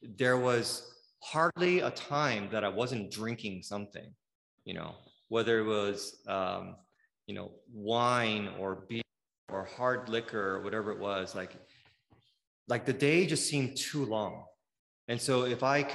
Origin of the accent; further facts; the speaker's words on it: Bay Area, California, United States; now in Southern California, United States; Even though I grew up in the Bay Area, that was like kind of like my hometown.